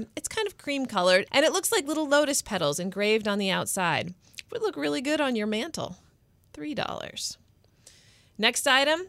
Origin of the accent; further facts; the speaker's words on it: Bartlesville, Oklahoma, United States; I grew up in Bartlesville, Oklahoma.